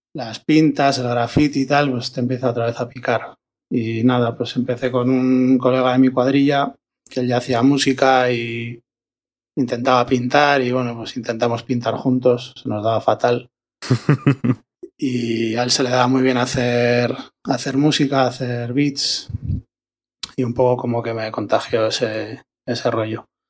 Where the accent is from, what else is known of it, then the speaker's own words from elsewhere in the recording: Logroño, La Rioja, Spain; de Logroño, DJ, y productor